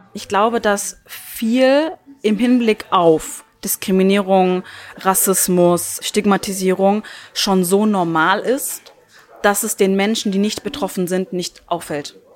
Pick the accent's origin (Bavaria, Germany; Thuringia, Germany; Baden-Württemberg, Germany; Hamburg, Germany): Baden-Württemberg, Germany; near Stuttgart; first language Turkish; German is a second language; moved away as an adult; now in Salzburg, Austria; Ich lebe seit drei Jahren in Salzburg und bin ursprünglich aus der Nähe von Stuttgart in Deutschland.